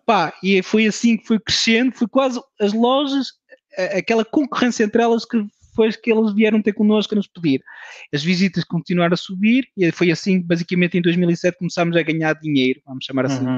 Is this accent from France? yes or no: yes; France; moved away as an adult; now in Portugal; Nasci em França, de pais portugueses, um, ehm, uma família de imigrantes